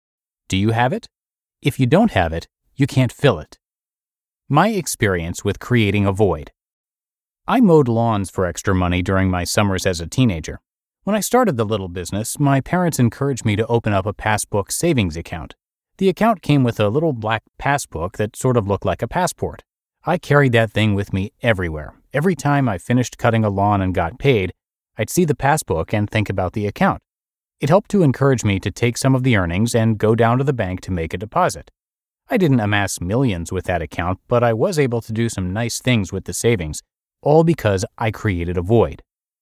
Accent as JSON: {"language": "English", "region": "Texas", "country": "United States", "said": "I'm from Texas, so go read my post to understand why that's not weird."}